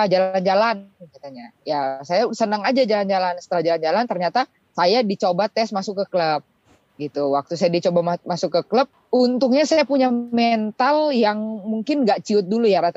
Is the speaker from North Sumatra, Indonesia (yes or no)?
no; Manado, North Sulawesi, Indonesia; born there; saya lahir di Manado. Eh, hitungannya daerah ya Pak ya karena biasanya itu eh, yang berprestasi berprestasi itu rata-rata di Jawa.